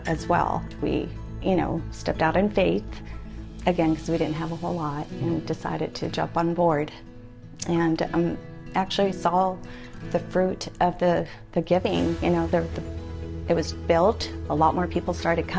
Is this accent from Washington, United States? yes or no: no; Oxnard, California, United States; I actually come from humble beginnings. We grew up in Oxnard.